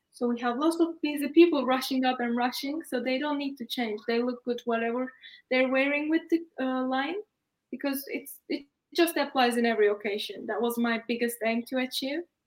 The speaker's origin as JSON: {"language": "English", "region": "Istanbul", "country": "Turkey", "also_born_or_lived": "United Kingdom", "moved": "as an adult", "said": "I'm Turkish actually, and I study in UK. Yeah. And I'm originally from Istanbul"}